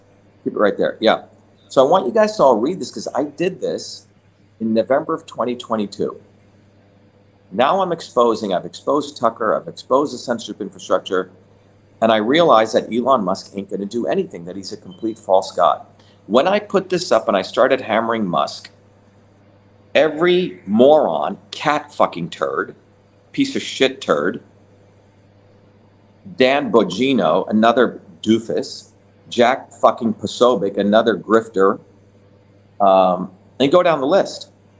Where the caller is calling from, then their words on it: Italy; So, again, everyone, I'm speaking from Italy. It's close to 2 a.m. here, so I'm a little bit tired.